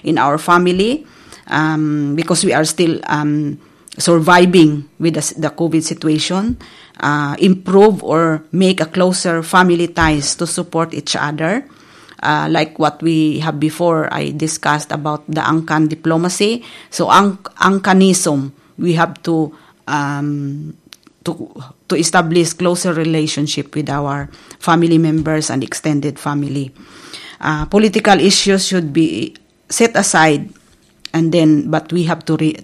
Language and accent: English; Philippines; As Filipino